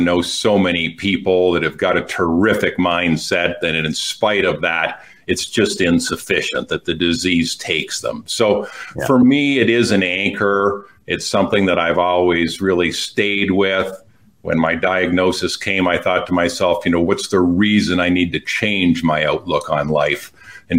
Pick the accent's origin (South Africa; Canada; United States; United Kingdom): Canada; Quebec; first language English; I grew up in the Belle Province de Quebec